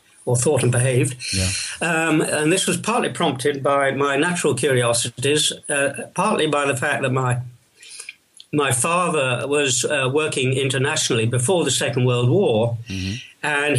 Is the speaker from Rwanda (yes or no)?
no; England, United Kingdom; But in my case, it's fairly simple to start with. I am English.